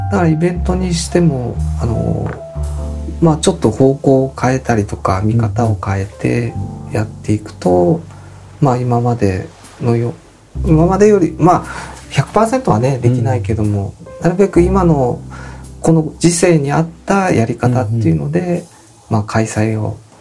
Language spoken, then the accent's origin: Japanese; Fujisawa, Kanagawa, Japan; also born or lived in Zushi; もともと自分は藤沢の人間が